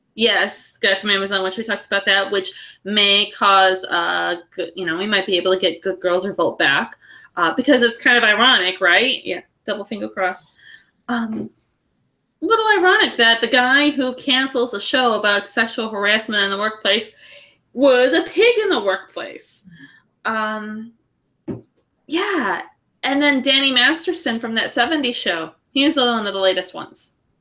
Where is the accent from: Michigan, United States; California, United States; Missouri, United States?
California, United States; we are Californian